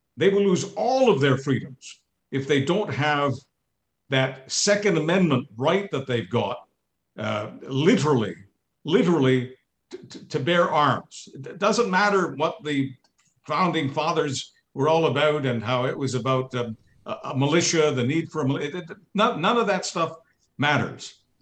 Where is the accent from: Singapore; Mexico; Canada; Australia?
Canada; I'm a Canadian.